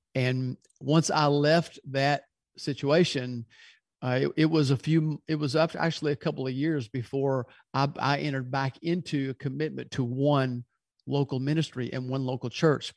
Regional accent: Louisville, Kentucky, United States; now in Birmingham, United States; originally, I'm from Louisville, Kentucky.

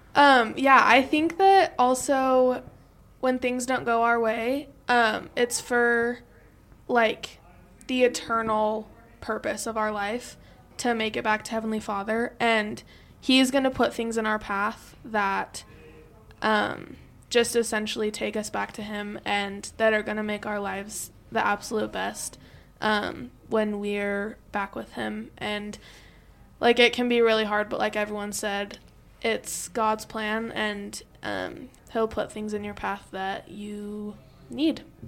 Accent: Harriman, Utah, United States; I'm from Harriman, Utah

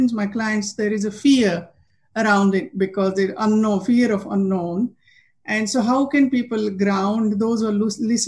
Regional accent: half an hour from Kopargaon, Maharashtra, India; moved away; My guru is in Kopargaon, just a half an hour from my hometown

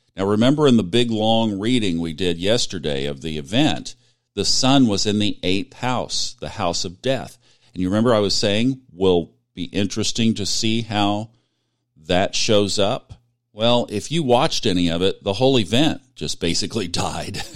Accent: Tulsa, Oklahoma, United States; it's my hometown

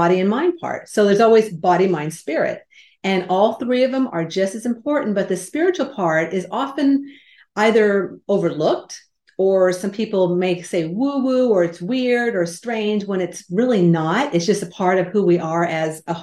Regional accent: California, United States; I grew up in California where the earth shook

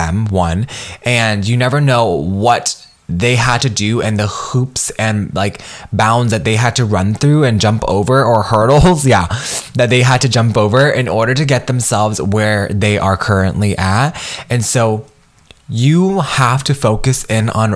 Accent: United States; I am Vietnamese American. I come from immigrant parents, and I'm a first generation professional as well as first generation college student.

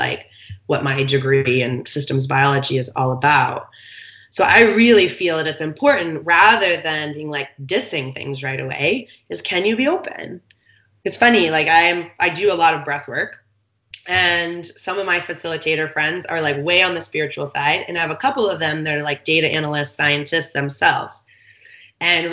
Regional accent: East Coast, United States; now in San Diego, United States; I grew up on the East Coast

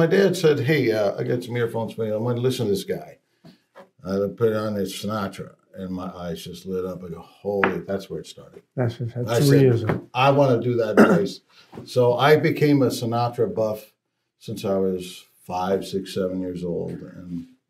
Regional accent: Los Angeles, California, United States; moved away as an adult; now in Las Vegas, United States; I always say Hoboken via L.A., but, actually Los Angeles. Oh, okay. That's born good. And raised.

